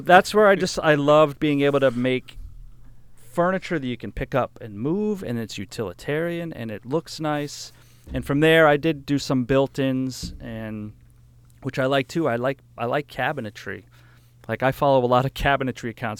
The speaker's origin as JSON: {"language": "English", "region": "New Hampshire", "country": "United States", "tie": "born or raised there", "said": "I grew up in New Hampshire on this hundred acre farm, and we rented the place"}